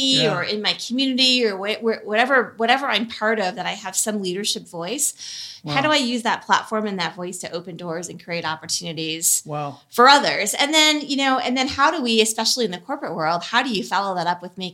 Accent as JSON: {"language": "English", "town": "Milwaukee", "region": "Wisconsin", "country": "United States", "tie": "born or raised there", "said": "I grew up in the suburbs of Milwaukee, Midwesterner by birth"}